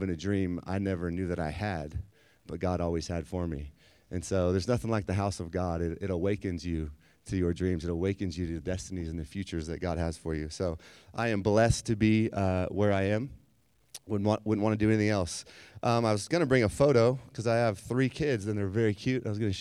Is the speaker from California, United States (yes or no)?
yes; San Diego, California, United States; But I grew up in San Diego and, you know, kind of lived there most of my life